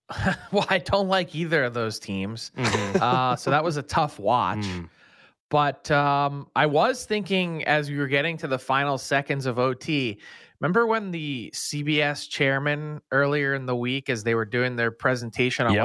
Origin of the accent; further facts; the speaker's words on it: Philadelphia, Pennsylvania, United States; I went my entire life growing up in Philly